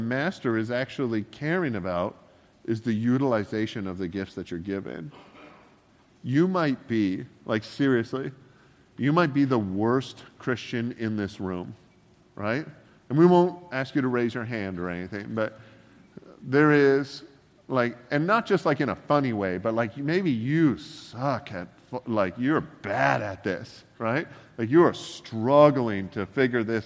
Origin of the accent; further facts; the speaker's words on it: Canada; I'm Canadian